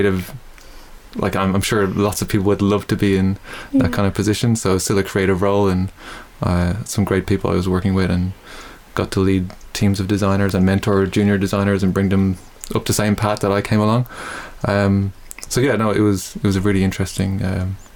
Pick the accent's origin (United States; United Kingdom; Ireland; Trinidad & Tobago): Ireland; Dublin, Leinster; moved away as an adult; now in Melbourne, Australia; I grew up in Dublin, started music when I was about 8